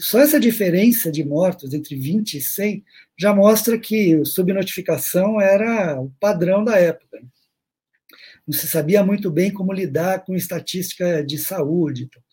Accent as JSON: {"language": "Portuguese", "country": "Brazil", "said": "eu sou do Brasil"}